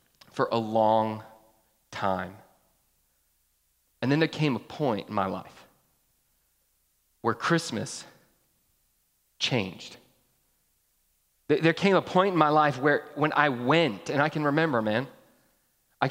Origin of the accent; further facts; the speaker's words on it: Georgia, United States; I grew up in Georgia